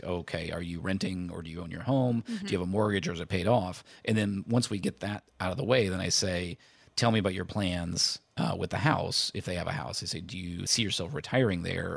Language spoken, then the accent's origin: English; Indiana, United States; I grew up in Indiana